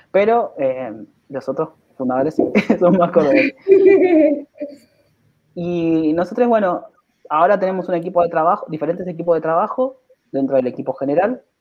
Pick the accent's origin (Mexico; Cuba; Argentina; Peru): Argentina; Córdoba; Somos de Córdoba. A diferencia de muchas organizaciones que, son grandes, que nacieron en, en Cava, nosotros nacimos en Córdoba, nos encanta decirlo, que tipo, somos el corazón del país, tenemos tonada y, y nos gusta el cuarteto